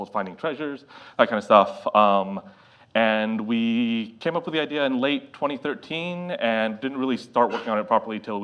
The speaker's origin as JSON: {"language": "English", "region": "California", "country": "United States", "said": "I'm originally from California"}